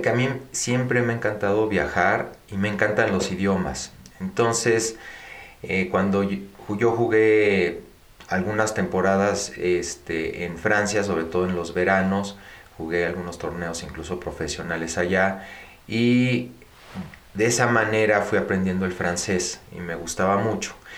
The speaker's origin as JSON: {"language": "Spanish", "country": "Mexico", "tie": "born or raised there", "also_born_or_lived": "United States", "said": "yo nací en México de padre eh, mexicano, eh, nacido en Veracruz y de madre española"}